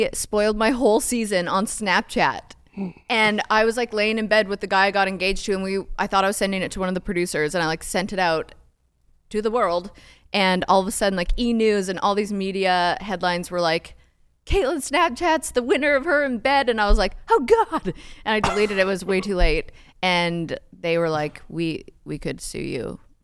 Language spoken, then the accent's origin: English; Canada; I am Canadian